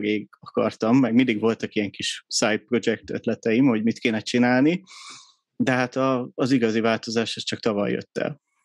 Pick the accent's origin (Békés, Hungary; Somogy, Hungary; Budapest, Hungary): Budapest, Hungary; 83-ban születtem Budapesten